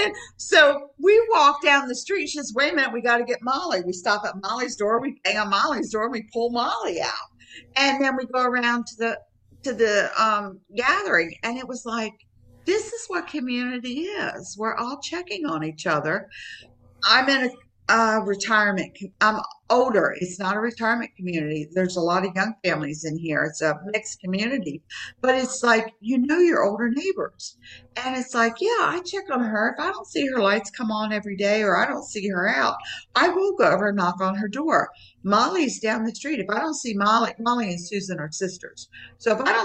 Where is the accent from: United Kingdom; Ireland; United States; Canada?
United States; moved away as an adult; also born or lived in Maryland / West Virginia / Florida; now in Tampa area, Florida, United States; I'm from Maryland. We're West Virginia, Maryland area